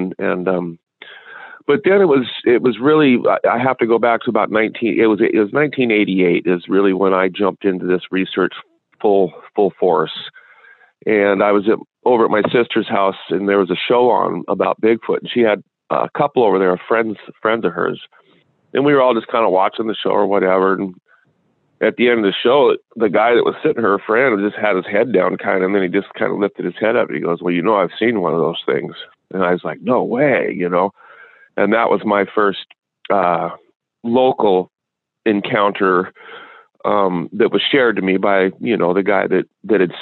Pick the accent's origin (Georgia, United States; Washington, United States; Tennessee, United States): Washington, United States; Wenatchee; I grew up in Washington State here